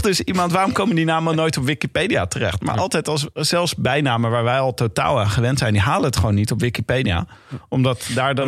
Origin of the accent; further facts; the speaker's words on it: Leiden, South Holland, Netherlands; Ik kom uit Leiden